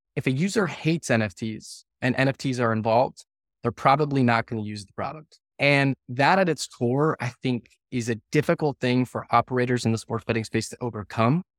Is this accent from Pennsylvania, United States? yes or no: yes; right outside of Scranton, Northeast Pennsylvania, United States; I grew up in Northeast Pennsylvania, uh, right outside of Scranton